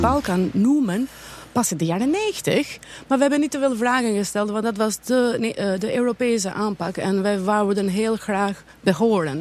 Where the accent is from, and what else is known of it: Albania; now in Netherlands